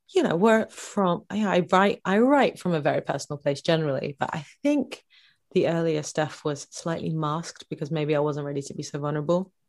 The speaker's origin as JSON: {"language": "English", "town": "Bedford", "region": "East of England", "country": "United Kingdom", "tie": "born or raised there", "said": "my hometown of Bedford, Bedfordshire."}